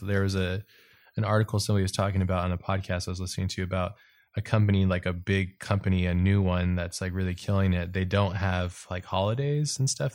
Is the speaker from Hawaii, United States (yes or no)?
yes; Hawaii, United States; I grew up in Hawaii